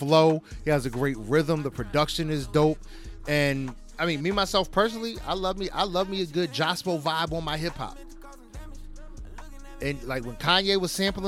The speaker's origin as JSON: {"language": "English", "region": "New Jersey", "country": "United States", "said": "we're from Jersey. That's our home state"}